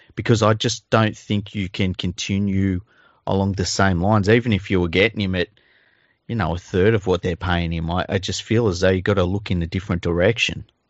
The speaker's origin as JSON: {"language": "English", "town": "Sydney", "region": "New South Wales", "country": "Australia", "tie": "born or raised there", "said": "my fucking entire childhood growing up in Mount Druitt"}